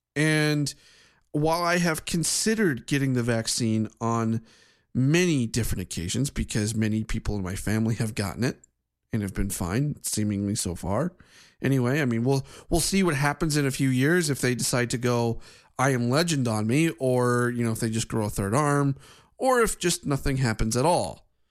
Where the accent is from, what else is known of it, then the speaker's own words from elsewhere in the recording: Ohio, United States; my home state of Ohio